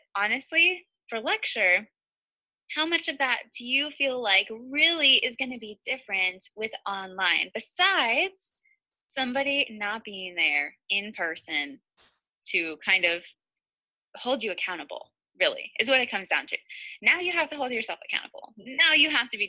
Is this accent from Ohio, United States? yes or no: yes; Ohio, United States; I'm from Ohio